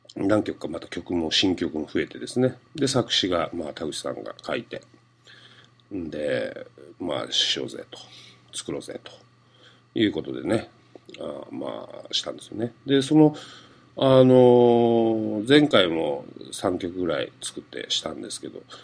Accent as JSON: {"language": "Japanese", "region": "Fukuoka", "country": "Japan", "tie": "born or raised there", "accent": "Hakata dialect", "moved": "yes", "said": "自分の生まれ育った長住団地の歌があったりとかですね、そういう地元ネタバリバリでですねもう福岡の人が聞いたら"}